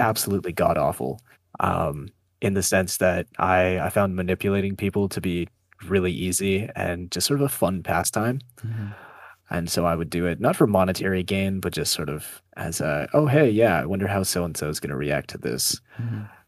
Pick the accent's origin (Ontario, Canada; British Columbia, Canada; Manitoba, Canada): Ontario, Canada; northern; now in Ottawa, Canada; I was born in a very small town uh, up in northern Ontario. Went to high school there